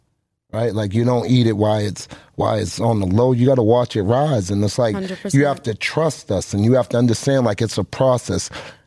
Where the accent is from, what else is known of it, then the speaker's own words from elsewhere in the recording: Boston, Massachusetts, United States; Like, we got a lot of great artists, but that patience, like, oh, we'll never blow because we're from Boston.